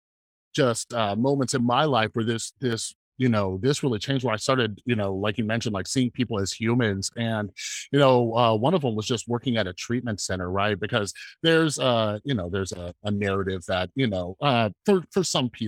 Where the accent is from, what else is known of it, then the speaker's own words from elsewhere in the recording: West Coast, United States; I'm from the West Coast